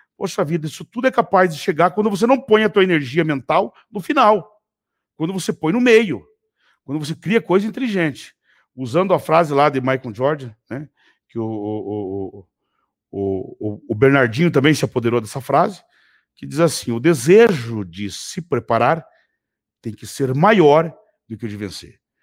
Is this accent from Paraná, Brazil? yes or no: yes; Telêmaco Borba, Paraná, Brazil; quando eu era menino, eu morava em Telemaco Borba, morava com a minha tia, morava de favor na casa dela, inclusive, logo que eu fui embora da fazenda.